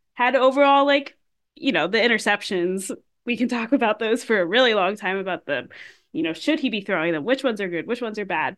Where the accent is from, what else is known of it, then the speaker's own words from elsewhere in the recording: Pittsburgh, Pennsylvania, United States; I grew up in Pittsburgh